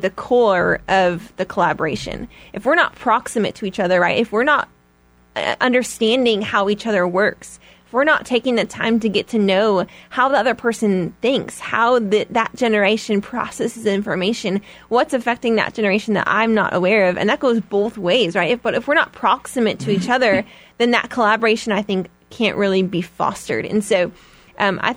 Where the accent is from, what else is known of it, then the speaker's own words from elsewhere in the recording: Chicago, Illinois, United States; I'm from Chicago, and I've always lived in Chicago